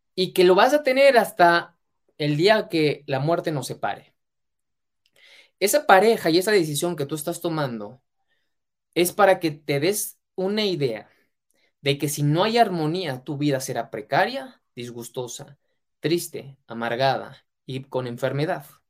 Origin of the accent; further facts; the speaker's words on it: Mexico; mexicano, emprendedor y empresario